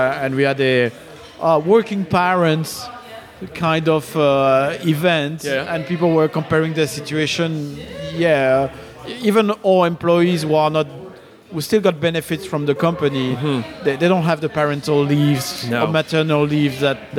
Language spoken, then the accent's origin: English; London, United Kingdom; I'm a Londoner.